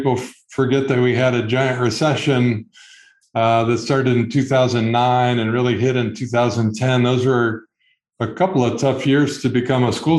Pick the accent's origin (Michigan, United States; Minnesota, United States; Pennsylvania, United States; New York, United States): Michigan, United States; Ann Arbor; I grew up in Ann Arbor.